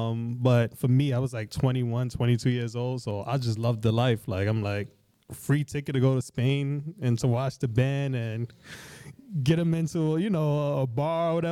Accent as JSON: {"language": "English", "town": "New York City", "region": "New York", "country": "United States", "tie": "born or raised there", "said": "I grew up in Crown Heights, and literally right around the corner from where I grew up was Empire Roller Skating Rink"}